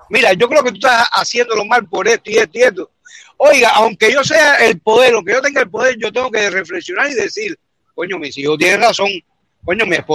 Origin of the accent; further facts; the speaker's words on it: Santa Clara, Villa Clara, Cuba; yo soy de Santa Clara igual